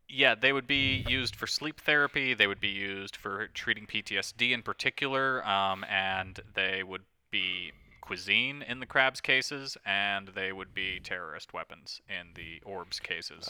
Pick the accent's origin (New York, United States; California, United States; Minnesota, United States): New York, United States; I grew up in New York